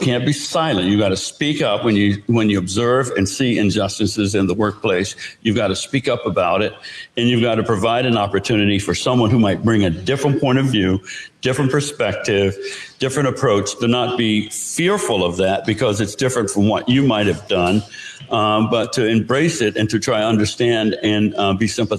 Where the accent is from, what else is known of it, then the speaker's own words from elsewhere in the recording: the South, United States; So I grew up in the South.